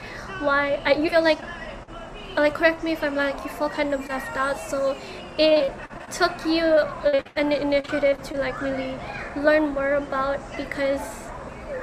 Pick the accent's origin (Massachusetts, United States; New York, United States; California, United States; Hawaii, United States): Hawaii, United States; growing up in Hawaii, there's a lot of it's a mix cultures